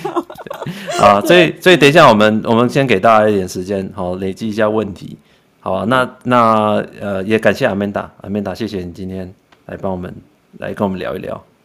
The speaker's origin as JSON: {"language": "Chinese", "country": "Taiwan", "said": "就跟以前讲我们台湾人嘛"}